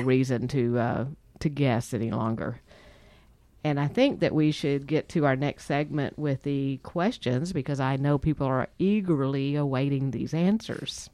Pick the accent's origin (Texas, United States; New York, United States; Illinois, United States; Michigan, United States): Texas, United States; we're from Texas